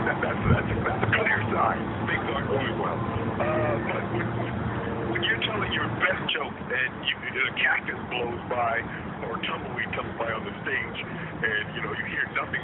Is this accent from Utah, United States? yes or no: no; Las Vegas, Nevada, United States; moved away; also born or lived in Los Angeles; I started when I was 15 in Las Vegas, which is my hometown